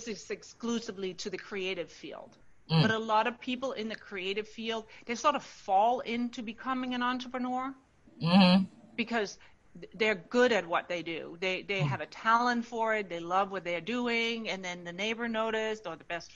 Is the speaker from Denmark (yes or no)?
yes; Denmark; moved away as an adult; now in United States; I'm born and raised in Denmark and now live in the U.S. I have for the last 30 years